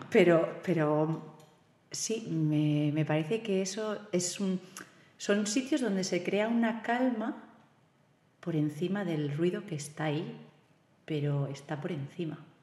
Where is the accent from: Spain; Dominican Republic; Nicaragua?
Spain; Silla, Valencian Community; yo soy de Silla, pero hemos tenido mucha tradición con el coro